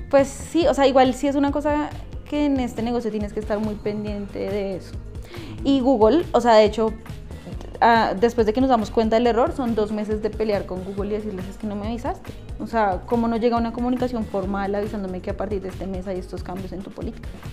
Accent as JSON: {"language": "Spanish", "town": "Funza", "region": "Cundinamarca", "country": "Colombia", "tie": "born or raised there", "also_born_or_lived": "Bogotá", "said": "nací en Bogotá, pero viví en Funza como hasta los 22, 23 años."}